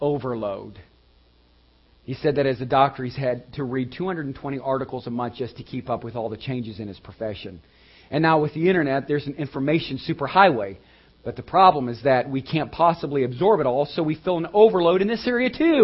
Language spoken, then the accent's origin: English; United States; We're Americans.